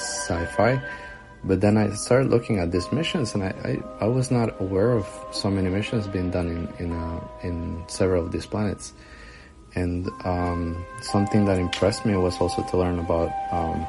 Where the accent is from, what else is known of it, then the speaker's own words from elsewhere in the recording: Costa Rica; now in Nashville, United States; I'm originally from Costa Rica, but currently I'm in the United States.